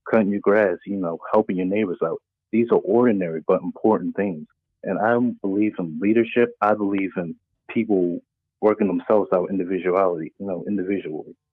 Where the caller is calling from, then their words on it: Maryland, United States; I'm coming from Maryland.